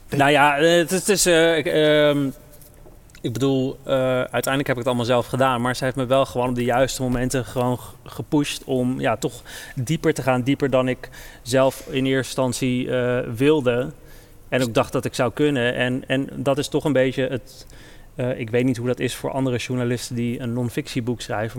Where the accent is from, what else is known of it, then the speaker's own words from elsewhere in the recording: Netherlands; ik ben in Nederland geboren en opgegroeid